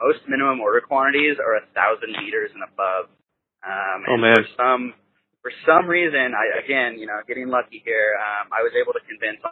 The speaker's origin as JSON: {"language": "English", "region": "Washington", "country": "United States", "tie": "born or raised there", "said": "I grew up skiing here in Washington."}